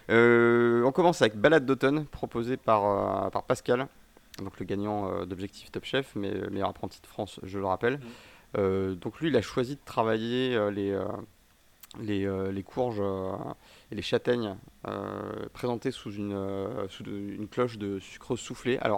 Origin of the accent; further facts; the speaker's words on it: Switzerland; il est français que, comme je suis suisse.